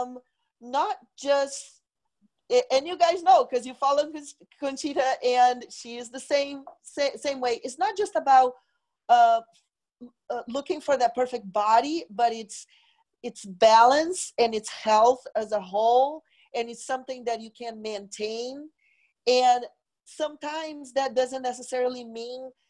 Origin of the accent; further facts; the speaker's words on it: Brazil; moved away as an adult; now in United States; I am originally from Brazil. I moved to the U.S. in 1995 to go to fashion school